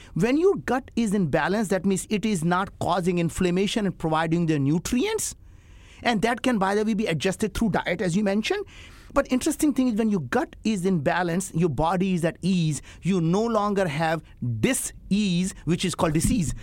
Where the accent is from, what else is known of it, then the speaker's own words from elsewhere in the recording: India; English is a second language; moved away; I grew up in India